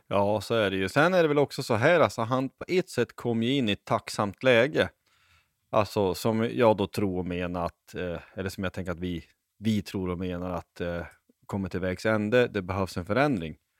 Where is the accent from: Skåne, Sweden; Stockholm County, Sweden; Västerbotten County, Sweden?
Västerbotten County, Sweden; Lycksele; jag är uppvuxen i Lycksele